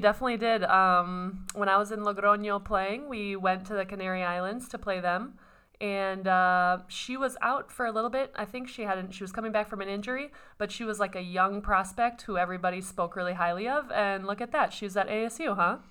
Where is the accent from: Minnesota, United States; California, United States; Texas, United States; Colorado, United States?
Minnesota, United States; I'm from Minnesota